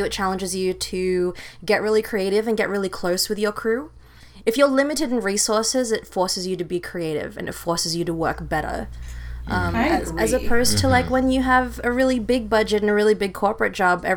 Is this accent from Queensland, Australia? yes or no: no; Sydney, New South Wales, Australia; moved away as an adult; also born or lived in Philippines / New York; now in Los Angeles, United States; I am from Sydney, Australia, originally born in the Philippines, but raised in Australia until I was 18